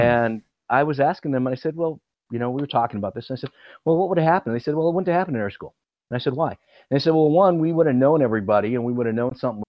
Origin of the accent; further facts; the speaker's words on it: Midwest, United States; I'm a Midwesterner.